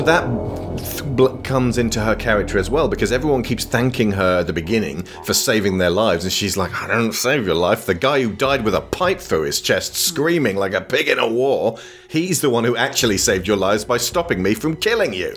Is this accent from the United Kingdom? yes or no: yes; United Kingdom; in the UK, because the Australian soap opera is such a keystone of our culture